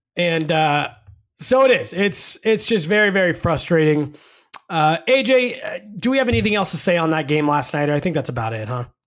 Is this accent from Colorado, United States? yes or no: yes; Denver, Colorado, United States; I grew up in Denver. Uh, my family moved here in 1994